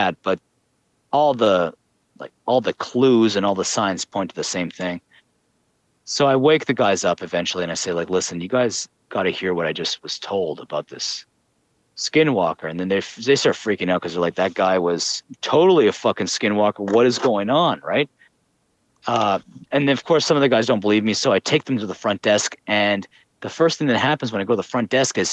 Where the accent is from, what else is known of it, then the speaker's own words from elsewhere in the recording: Canada; I'm from Canada